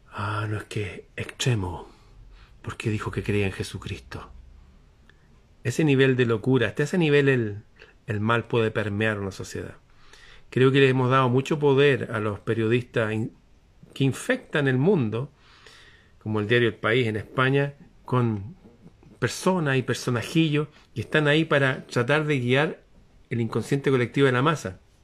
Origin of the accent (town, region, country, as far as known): Chile